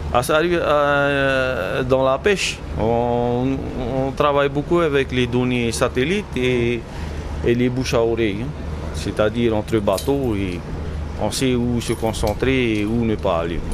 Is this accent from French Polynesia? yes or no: yes; Paea, Tahiti, French Polynesia; ici, on est né ici, on est de Païa